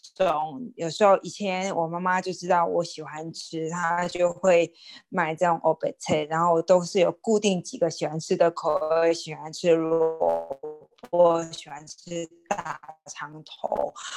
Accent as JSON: {"language": "Chinese", "area": "Xinhua", "region": "Tainan", "country": "Taiwan", "tie": "born or raised there", "moved": "yes", "said": "在我们新华人的点心，它并不是饼干，也不是什么，呃，糖果之类的"}